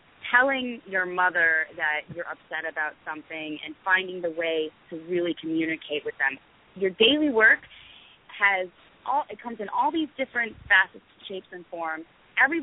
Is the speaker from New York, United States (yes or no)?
yes; New York, United States; I grew up in New York, so I was very much encouraged to be a liberal and a Democrat.